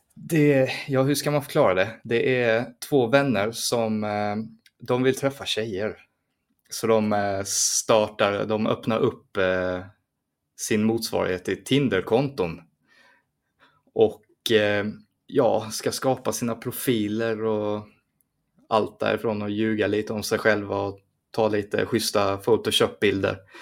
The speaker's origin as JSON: {"language": "Swedish", "country": "Sweden", "said": "det var jag som var svensk"}